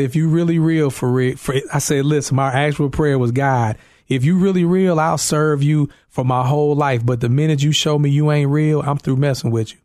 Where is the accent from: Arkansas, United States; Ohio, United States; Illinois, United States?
Illinois, United States; East St. Louis; moved away as an adult; now in Carol Stream, United States; I'm from East Saint Louis, Illinois